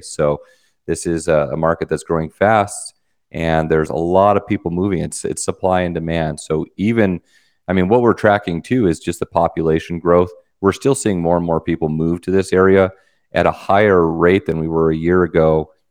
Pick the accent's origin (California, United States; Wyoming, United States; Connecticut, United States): Wyoming, United States; I'm from Wyoming, you know, Spurs and all